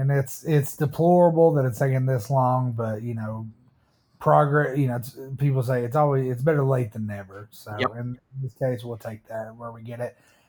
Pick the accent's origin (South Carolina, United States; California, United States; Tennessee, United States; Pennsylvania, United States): Tennessee, United States; born or raised there